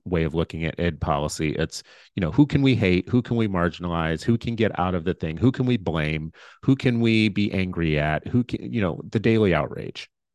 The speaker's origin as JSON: {"language": "English", "region": "Minnesota", "country": "United States", "said": "I'm a Minnesotan"}